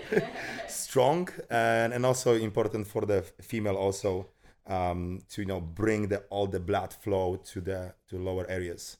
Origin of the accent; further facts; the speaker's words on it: Poland; moved away as an adult; also born or lived in United States; I was born in Poland. I grew up in Poland and then finished my education, first education over there